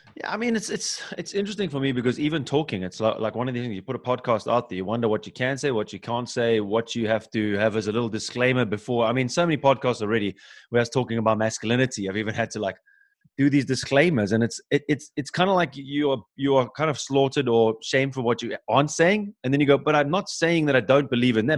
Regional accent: Cape Town, Western Cape, South Africa; moved away as an adult; now in Germany; I'm from South Africa, so Cape Town born and bred, but I live in Germany.

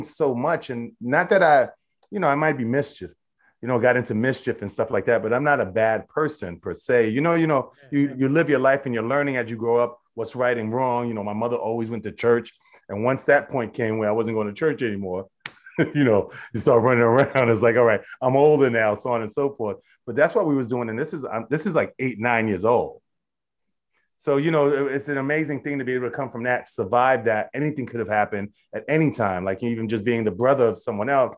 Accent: New York City, New York, United States; moved away as an adult; also born or lived in Europe; I'm born and raised in Brooklyn. I'm a Brooklynite through and through

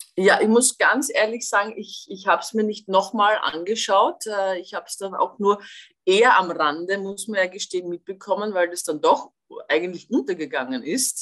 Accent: Austria; ich als Österreicherin

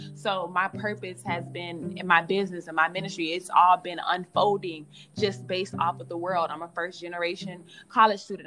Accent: Miami, Florida, United States; moved away as an adult; also born or lived in Virginia; I was living here home, Miami, Florida.

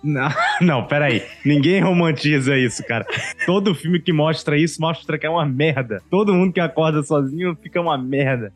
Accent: Northeast Brazil, Brazil; Sou nordestino

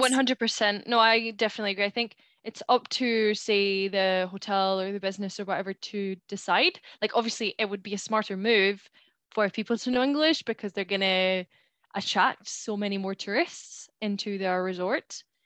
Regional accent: Spain; first language Spanish; English is a second language; now in United Kingdom; growing up in Spain, how I've been surrounded by Spanish people, the type of person that I am there, the type of person that I am here in the UK

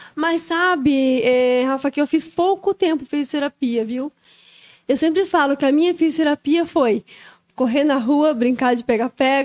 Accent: Joinville, Santa Catarina, Brazil; Sou daqui de Joinville, natural aqui de Joinville.

